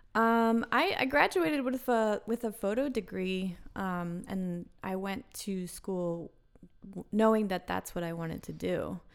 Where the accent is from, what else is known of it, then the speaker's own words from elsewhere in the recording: Wilmington, Delaware, United States; also born or lived in North Carolina; now in Philadelphia, United States; I'm from Wilmington, Delaware, which is It's just about thirty, forty minutes away